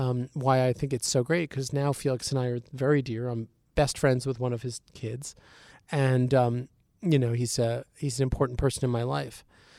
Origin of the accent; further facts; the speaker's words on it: United States; as an American.